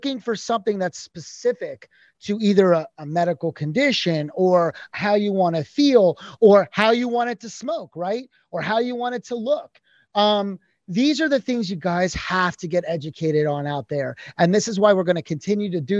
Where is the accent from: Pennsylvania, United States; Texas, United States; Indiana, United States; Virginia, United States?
Pennsylvania, United States; also born or lived in New York; now in Florida, United States; I'm from Pennsylvania originally